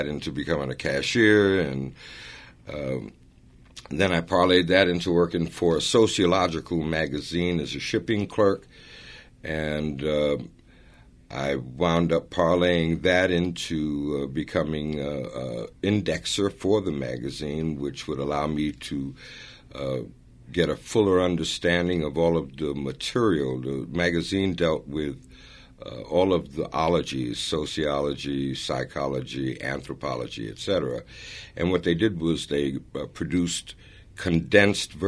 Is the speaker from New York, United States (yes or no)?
yes; New York City, New York, United States; also born or lived in Florence, Italy; I grew up in Harlem in the South Bronx